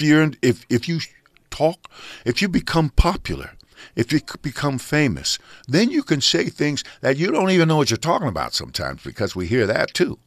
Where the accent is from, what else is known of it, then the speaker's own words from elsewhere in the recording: San Francisco, California, United States; now in Los Angeles, United States; We grew up in San Francisco together